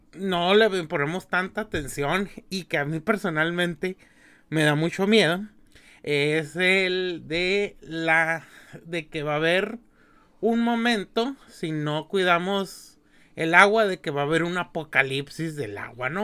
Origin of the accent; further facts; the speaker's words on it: Mexicali, Baja California, Mexico; yo que soy de aquí de Mexicali